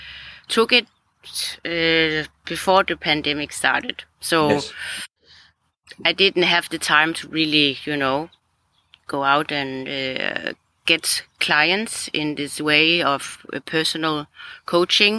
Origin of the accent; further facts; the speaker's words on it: Denmark; now in Greece; I'm from Denmark, so I'm very used to the very cold at this time